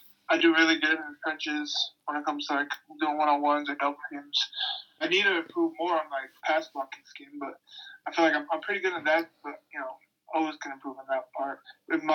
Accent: Utah, United States; moved away as an adult; also born or lived in Hawaii; I was born and raised in Utah

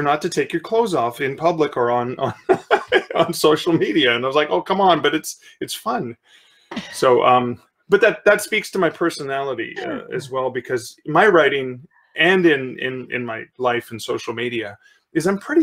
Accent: Sudbury, Ontario, Canada; I grew up in Sudbury, Ontario, which is in mid-northern Ontario.

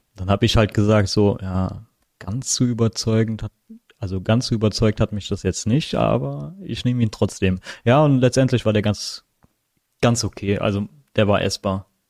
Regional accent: Philippines; now in Germany; ich bin ja nicht hier geboren, ich bin ja auf den Philippinen geboren

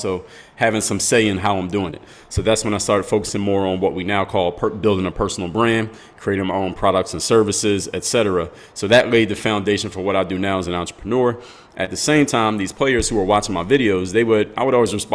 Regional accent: Philadelphia, Pennsylvania, United States; now in Miami, United States; come from the city of Philadelphia, PA

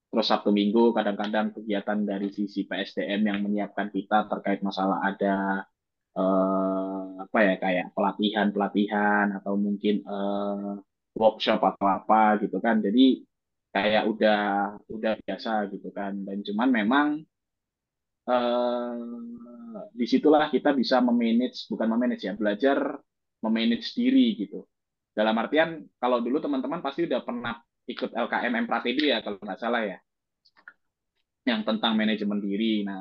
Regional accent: Surabaya, East Java, Indonesia; kalau jujur aku orang Surabaya sebenarnya kalau dari ITS ke Surabaya itu eh ke rumahku itu cuma setengah jam

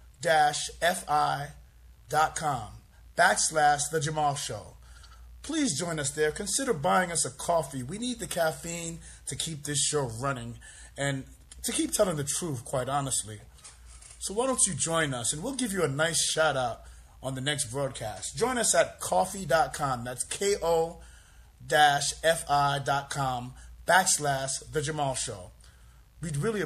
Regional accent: New York City, New York, United States; I grew up in New York City where everything is available

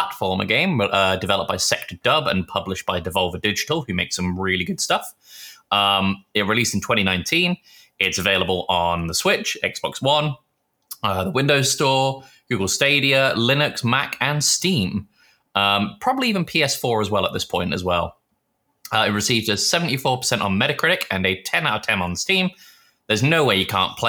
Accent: England, United Kingdom; moved away; also born or lived in Texas; where are you from? I went, England

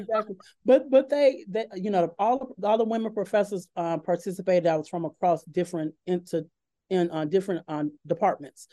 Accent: Chicago, Illinois, United States; moved away as an adult; now in Oak Ridge, United States; I'm originally from Chicago, Illinois

